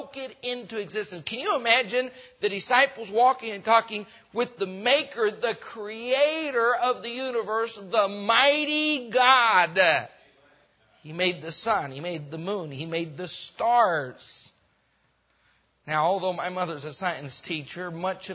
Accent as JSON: {"language": "English", "region": "Rocky Mountains", "country": "United States", "tie": "born or raised there", "also_born_or_lived": "Mexico", "moved": "yes", "said": "I grew up in the Rocky Mountains"}